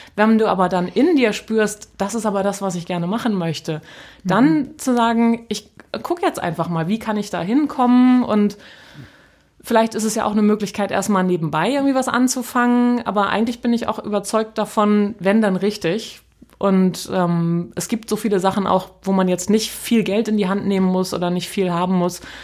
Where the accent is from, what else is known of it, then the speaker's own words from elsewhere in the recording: North Frisia, Schleswig-Holstein, Germany; moved away as an adult; also born or lived in Kiel; now in Hamburg, Germany; ich bin in Nordfriesland groß geworden